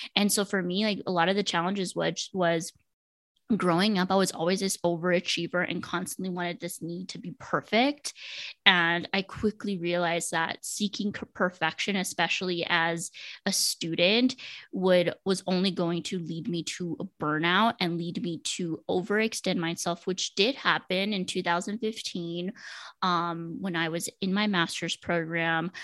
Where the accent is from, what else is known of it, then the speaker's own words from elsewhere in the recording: Laredo, Texas, United States; moved away as an adult; also born or lived in Denton, Texas; now in Dallas, United States; I am from Laredo, Texas, so right on the border of Mexico. I lived most of my life with my grandparents